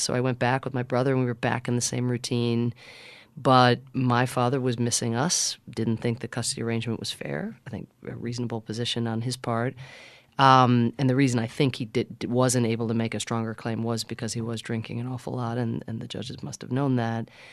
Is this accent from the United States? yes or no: yes; United States; also born or lived in Ireland; the place that I grew up in America